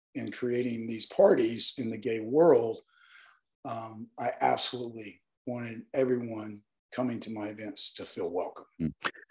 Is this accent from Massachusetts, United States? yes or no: no; Northeast Alabama, United States; moved away; growing up in the South and being raised by grandparents that um, just have very strong values about everyone